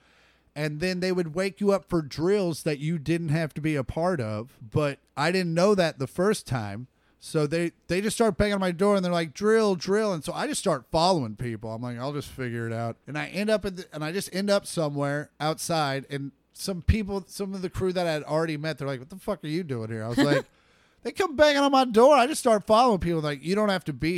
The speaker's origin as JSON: {"language": "English", "region": "Kansas", "country": "United States", "tie": "born or raised there", "said": "we grew up in Kansas"}